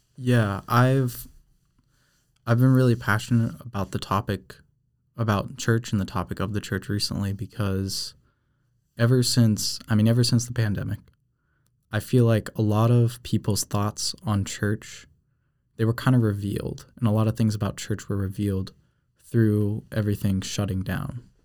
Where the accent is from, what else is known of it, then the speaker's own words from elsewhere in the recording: New Hampshire, United States; moved away as an adult; I'm actually from New Hampshire